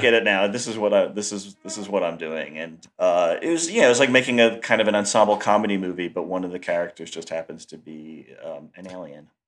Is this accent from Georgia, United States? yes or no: no; New York, United States; also born or lived in Los Angeles; I moved back to New York 'cause I missed it, and I'm just a New Yorker